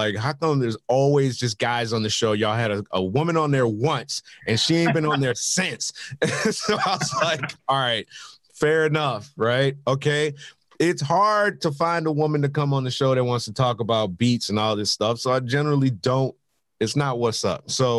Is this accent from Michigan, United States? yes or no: yes; Detroit, Michigan, United States; I was from Detroit